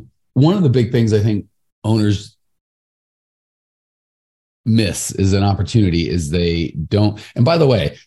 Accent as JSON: {"language": "English", "town": "Phoenix", "region": "Arizona", "country": "United States", "tie": "born or raised there", "said": "I grew up here in Phoenix, which is a pretty big area"}